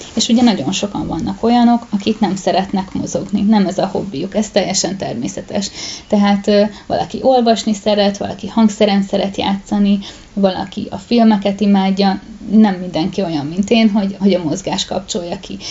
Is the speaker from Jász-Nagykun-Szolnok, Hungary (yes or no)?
no; Pest, Hungary; én egy kisvárosban nőttem fel, ahol volt egy gimnázium